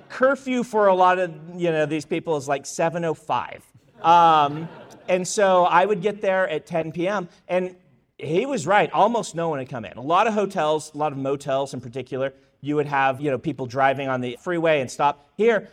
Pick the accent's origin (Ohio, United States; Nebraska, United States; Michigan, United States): Nebraska, United States; moved away; also born or lived in Idaho; I grew up in Nebraska